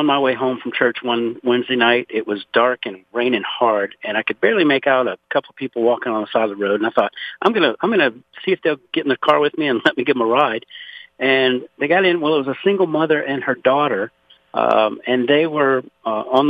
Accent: Louisiana, United States; now in Conroe, Texas, United States; I was born and raised in Louisiana, actually 60 miles south of New Orleans in a place called Point O'Hash.

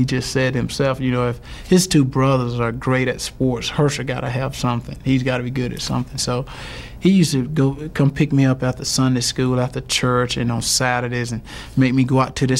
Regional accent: Wrightsville, Georgia, United States; growing up in Wrightsville, Georgia, I don't have any money. I can barely rub two nickels together.

